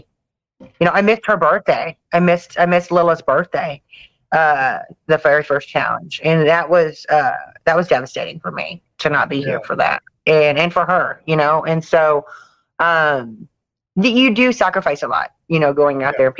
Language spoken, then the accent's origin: English; the South, United States; We're from the South